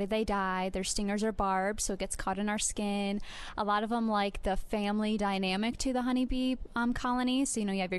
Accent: Iowa, United States; I'm from the state of Iowa

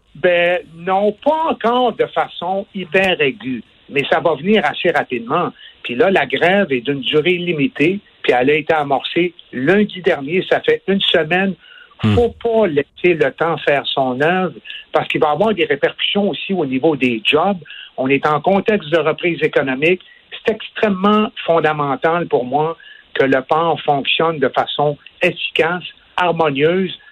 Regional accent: Quebec, Canada; ici, chez nous au Québec

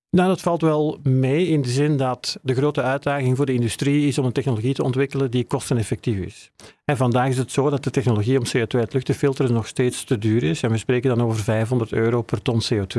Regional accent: Belgium; moved away as an adult; now in Netherlands; Zoals je kan horen kom ik uit België, eh, maar ik werk al tien jaar hier in Nederland.

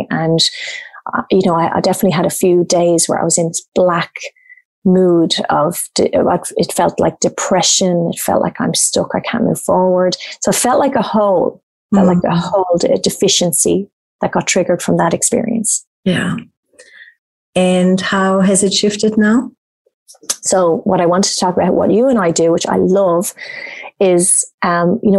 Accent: Australia; Obviously, I'm Irish Australian

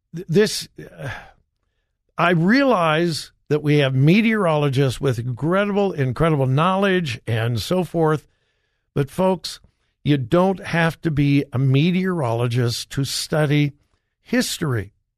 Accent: Southern California, United States; moved away; I grew up in Southern California.

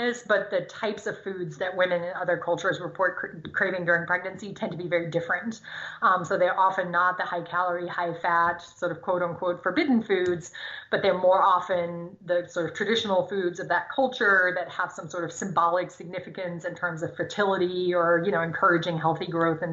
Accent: Germany; first language German; English is a second language; now in United States; I grew up in Germany, speaking German.

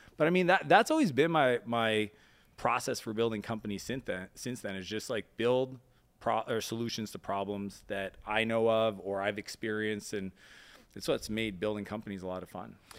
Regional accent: East Coast of Canada, Atlantic Canada, Canada; now in United States; I grew up in Canada on the East Coast, even though I spent most of my time in the U S.

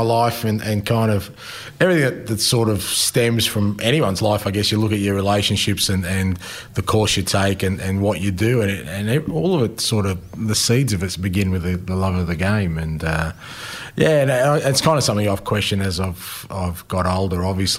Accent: Australia; just a little bit, I guess, about me and how growing up in Australia and loving, you know, a game that's sometimes been an outsider, how it sort of shaped me.

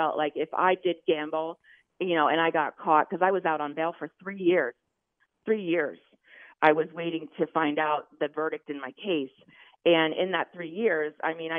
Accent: Maine, United States; moved away; I'm from Maine, so I was in Maine with my family

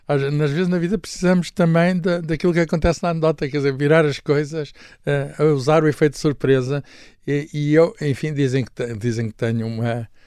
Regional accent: Lisbon, Portugal; Mas disseram que eu nasci, estava informada, na Maternidade Alfredo da Costa, que é uma verdadeira fábrica de portugueses.

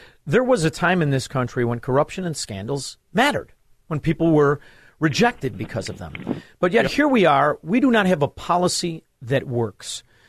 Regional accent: Chicago, Illinois, United States; But growing up in Chicago, being in the financial district in Chicago, one thing I always noticed was the amount of Chinese money

